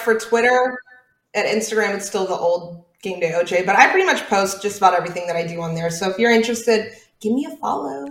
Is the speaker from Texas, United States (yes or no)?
yes; Houston, Texas, United States; I grew up in Clear Lake, Texas.